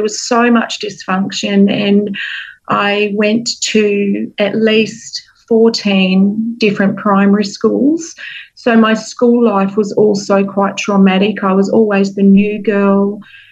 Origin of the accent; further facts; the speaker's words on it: Perth, Western Australia, Australia; moved away as an adult; now in New Zealand; I am joining you from my hometown in Perth, Western Australia